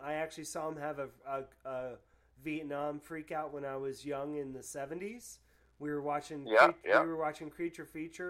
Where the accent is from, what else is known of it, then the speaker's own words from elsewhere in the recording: Florida, United States; also born or lived in New Hampshire (Manchester, Goffstown); now in Gainesville, United States; growing up in Florida as a punk rocker in the 80s